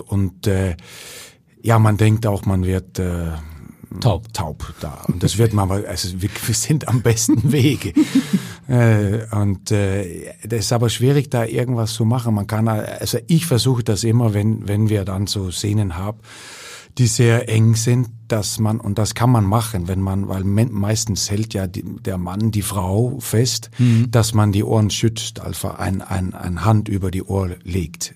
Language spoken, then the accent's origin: German; Ikast, Central Denmark Region, Denmark; German is a second language; moved away as an adult; also born or lived in Aarhus; in dieser kleinen Stadt, wo ich herkomme